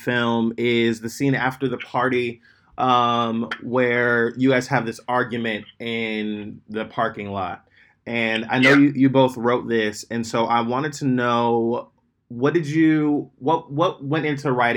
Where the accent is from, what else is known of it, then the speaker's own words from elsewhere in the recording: Fairfield, California, United States; Same here, Fairfield, North Bay